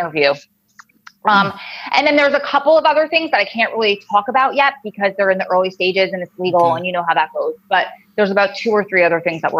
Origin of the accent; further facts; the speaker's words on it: New Jersey, United States; And Adam and I always joke because I'm from North Jersey, he's from South Jersey.